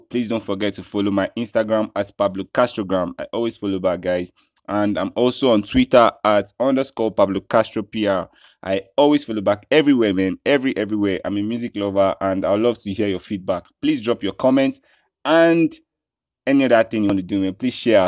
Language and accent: English; Nigeria; I'm from Nigeria